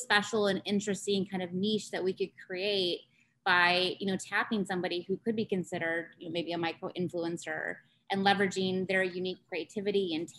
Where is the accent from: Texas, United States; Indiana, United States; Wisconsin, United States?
Wisconsin, United States; North Central; growing up in North Central Wisconsin